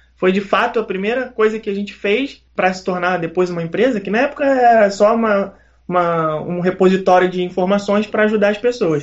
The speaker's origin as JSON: {"language": "Portuguese", "region": "Rio de Janeiro", "country": "Brazil", "said": "sou carioca malandrinho, surfistinha"}